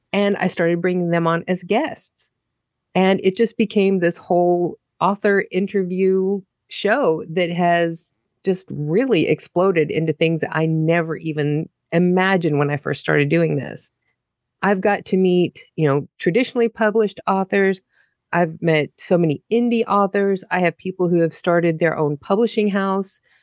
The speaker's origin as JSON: {"language": "English", "country": "United States", "moved": "as an adult", "lives_now": "Germany", "said": "I'm an American living in Germany"}